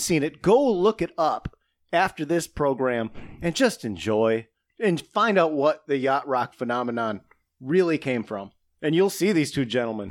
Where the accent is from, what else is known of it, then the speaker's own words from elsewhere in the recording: Saginaw, Michigan, United States; my hometown of Saginaw, Michigan